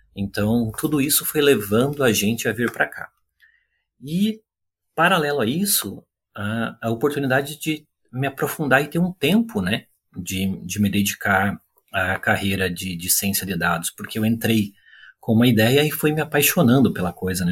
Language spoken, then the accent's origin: Portuguese; Curitiba, Paraná, Brazil; moved away as an adult; also born or lived in São Paulo / Brasília; now in Vancouver, Canada; eu sou natural de Curitiba, eu nasci no interior do estado do Paraná, mas fui muito cedo para Curitiba